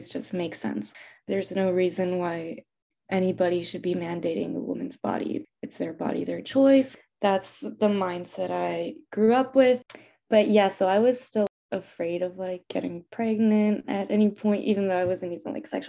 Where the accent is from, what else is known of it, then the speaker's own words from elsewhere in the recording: El Paso, Texas, United States; I'm also from El Paso, Texas, which is a predominantly Hispanic city because it's a border city